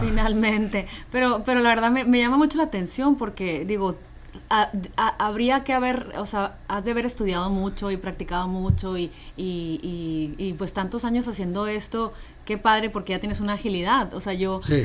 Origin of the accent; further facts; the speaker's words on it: Mexico; aquí como mexicanos